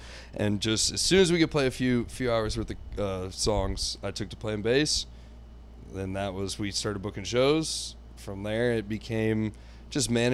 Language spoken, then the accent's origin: English; South Florida, United States; also born or lived in Texas / Coral Springs, Florida / Parkland, Florida / Naples, Florida; raised in South Florida. First, Coral Springs, Parkland